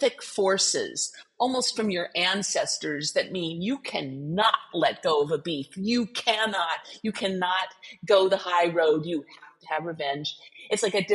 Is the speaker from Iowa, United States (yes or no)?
no; California, United States; I am a Californian